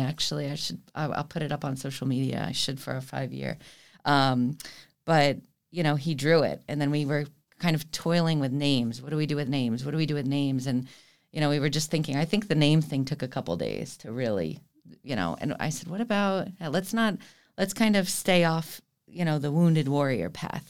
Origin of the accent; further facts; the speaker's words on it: Fort Lauderdale, Florida, United States; I was born and raised here in Fort Lauderdale